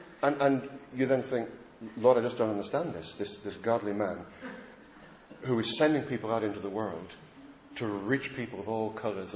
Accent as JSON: {"language": "English", "area": "Lancashire", "region": "North West England", "country": "United Kingdom", "tie": "born or raised there", "said": "I was brought up in Lancashire"}